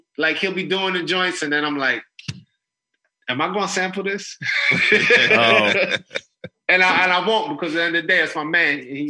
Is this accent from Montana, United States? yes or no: no; New York City, New York, United States; the neighborhood where I grew up in the Northeast Bronx.